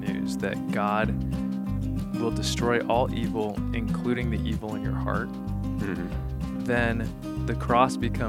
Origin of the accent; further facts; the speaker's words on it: Colorado, United States; moved away as an adult; also born or lived in Nebraska / Saint Louis; I am from Colorado. It's pretty hard. When you're from Colorado, you're a little spoiled. But I did spend 4 years in Nebraska during university